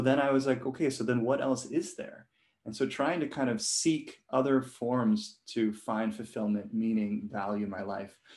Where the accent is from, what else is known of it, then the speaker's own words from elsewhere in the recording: Hong Kong; I was born and raised in Hong Kong